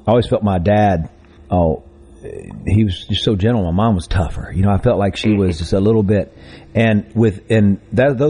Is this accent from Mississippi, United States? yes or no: yes; Greenville, Mississippi, United States; I did grow up in Greenville, and many generations back